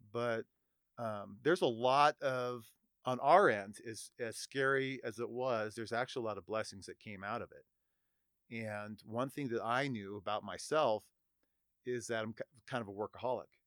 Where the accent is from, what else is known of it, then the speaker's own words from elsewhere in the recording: Reno, Nevada, United States; born and raised in Reno